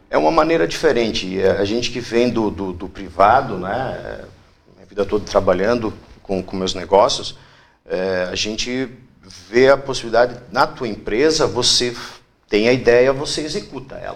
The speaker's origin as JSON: {"language": "Portuguese", "region": "Rio Grande do Sul", "country": "Brazil", "moved": "as an adult", "lives_now": "Itapema, Brazil", "said": "Eu escolhi Itapema, eu sou do Rio Grande do Sul, há 18 anos, eu escolhi morar em Itapema"}